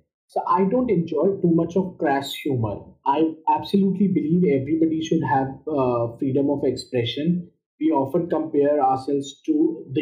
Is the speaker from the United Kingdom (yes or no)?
no; India; I was born in India. I was born in the town where I still have a home